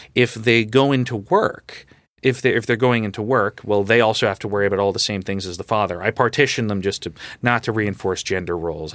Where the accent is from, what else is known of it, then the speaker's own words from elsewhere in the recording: Long Island, New York, United States; now in New York City, United States; I grew up in Long Island